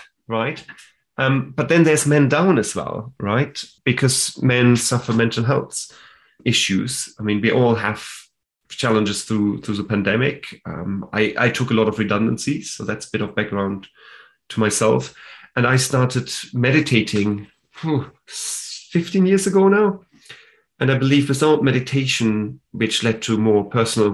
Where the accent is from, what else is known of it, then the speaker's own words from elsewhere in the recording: Germany; now in United Kingdom; I am from Germany. That's why I'm German.